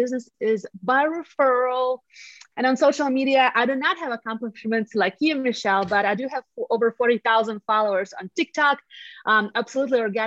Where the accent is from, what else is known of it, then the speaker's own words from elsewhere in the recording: Latvia; English is a second language; moved away as an adult; now in Colorado Springs, United States; I'm from Eastern Europe, from the country of Latvia